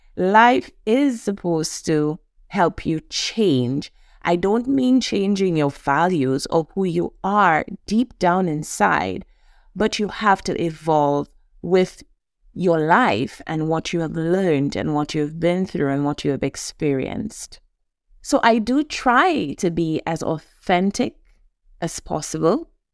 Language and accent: English; St. Lucia; Born and raised in the Caribbean, an island, Saint Lucia, a hundred and eighty thousand people.